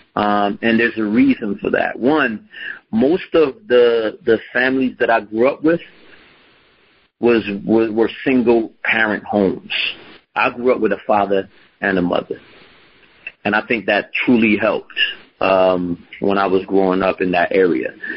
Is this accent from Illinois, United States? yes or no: no; Philadelphia, Pennsylvania, United States; grew up in Philadelphia. To be more specific, I grew up in North Philadelphia.